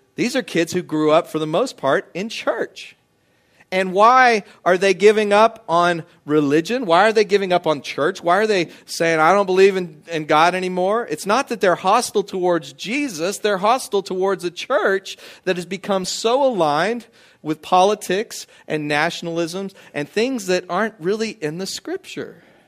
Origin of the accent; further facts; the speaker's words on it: United States; as an American who grew up cleaning my plate